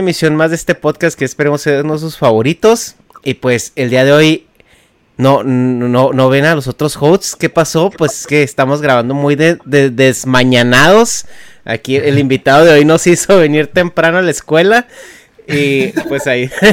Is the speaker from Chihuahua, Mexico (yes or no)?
yes; Chihuahua, Mexico; moved away as an adult; now in United States; Yo también nací así crecí en Chihuahua antes de, venirme a trabajar para acá